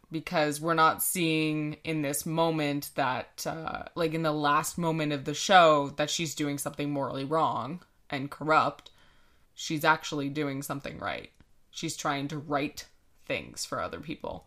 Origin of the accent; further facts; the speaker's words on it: Canada; we are Canadian